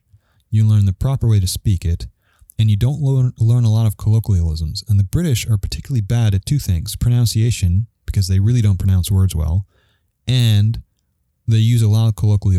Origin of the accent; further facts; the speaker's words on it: New York, United States; I'm from New York